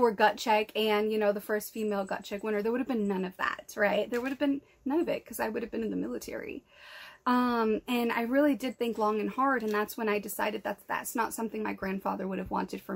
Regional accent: New England, United States; we're from New England.

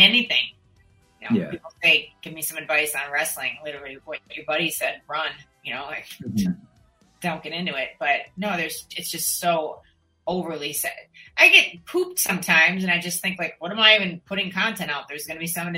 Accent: Minnesota, United States; moved away; I feel like I honor my hometown by that sometimes. And then I just literally was on the phone with a friend back in Minnesota

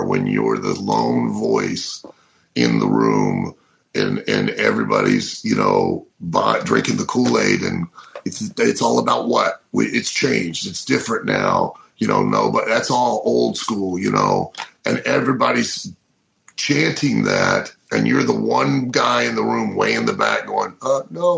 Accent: Lima, Ohio, United States; moved away; Lima, Ohio, my hometown

